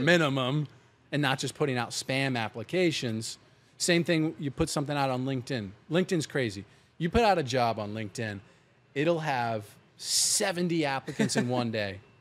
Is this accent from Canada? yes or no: no; Pennsylvania, United States; moved away; where I grew up in Pennsylvania